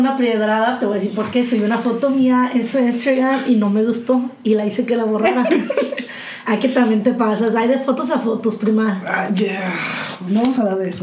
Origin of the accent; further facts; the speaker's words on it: Mexico; somos nosotros los mexicanos